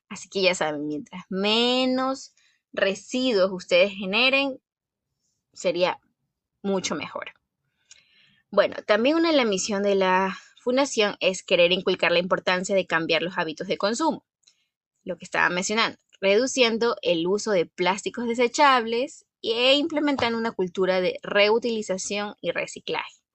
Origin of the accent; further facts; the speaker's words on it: Guayaquil, Guayas, Ecuador; aproximadamente como una hora y media de Guayaquil, que es de donde soy, la ciudad de Guayaquil.